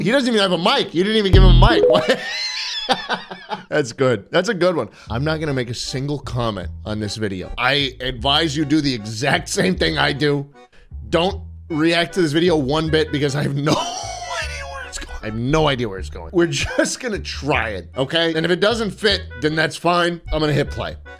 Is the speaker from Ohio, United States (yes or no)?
no; New York City, New York, United States; I grew up in New York City